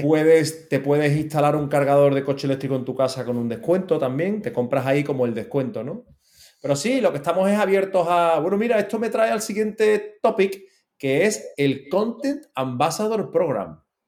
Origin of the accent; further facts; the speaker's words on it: Seville, Andalusia, Spain; now in Málaga, Spain; yo soy malagueño adoptado, pero que yo soy sevillano